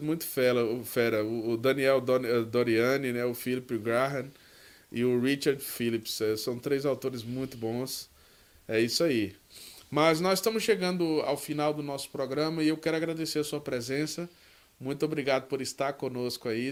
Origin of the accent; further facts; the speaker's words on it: Northeast Region, Brazil; eu sou do Nordeste